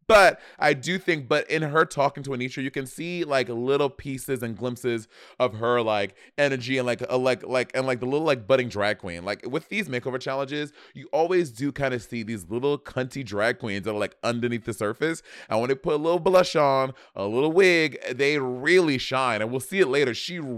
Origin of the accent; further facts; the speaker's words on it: New York City, New York, United States; And growing up in New York City, bitch, we were bad kids.